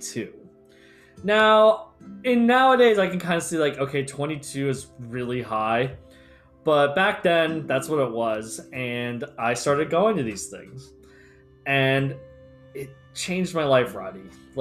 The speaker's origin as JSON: {"language": "English", "country": "United States", "said": "I'm American"}